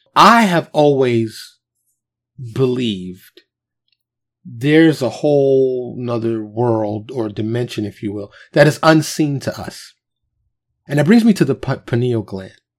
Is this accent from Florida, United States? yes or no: no; New York City, New York, United States; I was born and raised in New York, and, and I, I lived in Harlem and the South Bronx, the Bronx